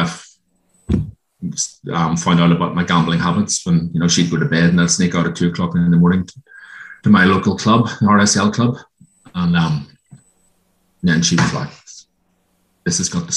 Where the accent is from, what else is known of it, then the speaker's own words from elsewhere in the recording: Ireland; moved away as an adult; now in Australia; I grew up in Ireland. Came out here in 1999, married a local girl